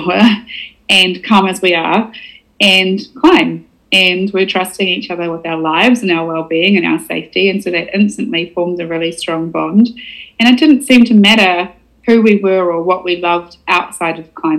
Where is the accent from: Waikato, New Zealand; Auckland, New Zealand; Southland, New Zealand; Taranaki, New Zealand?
Southland, New Zealand; Invercargill; I was from Invercargill